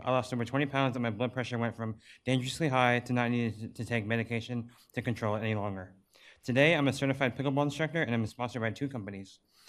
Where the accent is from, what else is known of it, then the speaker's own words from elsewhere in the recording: Alameda, California, United States; I'm born and raised in Alameda. In 2019, I bought my first home in Alameda and still currently reside there.